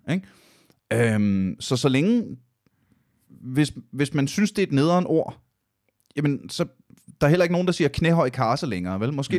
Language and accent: Danish; Aalborg, North Denmark Region, Denmark; jeg kommer fra Aalborg